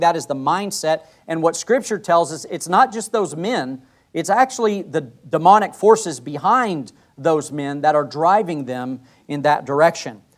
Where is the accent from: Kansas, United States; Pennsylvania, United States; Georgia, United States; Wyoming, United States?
Wyoming, United States; I grew up in Wyoming.